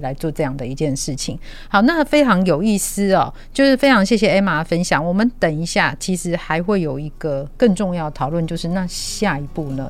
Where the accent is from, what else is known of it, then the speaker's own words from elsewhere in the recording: Tianwei, Changhua County, Taiwan; 我自己是乡下人啊，或是那个彰化，天尾的乡下人